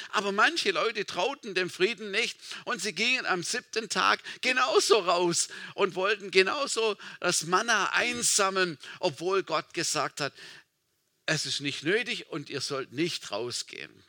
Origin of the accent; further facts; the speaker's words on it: Baden-Württemberg, Germany; Meine, meine Tante, also wo ich aufgewachsen bin, im Schwarzwald, im kleinen Dorf, meine Tante, sie hatte eine kleine Landwirtschaft.